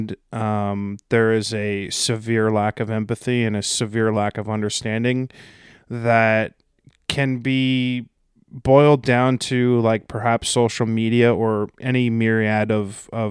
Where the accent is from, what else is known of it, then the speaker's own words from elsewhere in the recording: United States; as an American